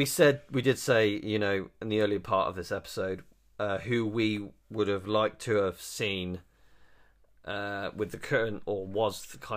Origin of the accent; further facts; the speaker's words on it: United Kingdom; We're British.